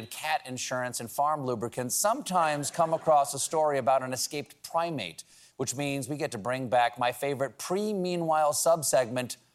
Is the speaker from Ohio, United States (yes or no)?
no; South Carolina, United States; I'm from South Carolina, and I love the accent.